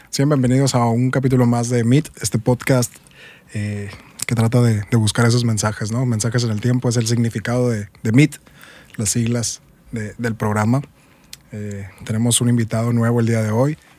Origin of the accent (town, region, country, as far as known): Hermosillo, Sonora, Mexico